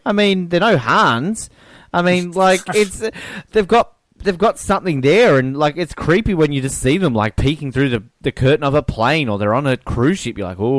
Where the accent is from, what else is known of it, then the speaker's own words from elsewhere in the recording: Scotland, United Kingdom; Like, I am Scottish!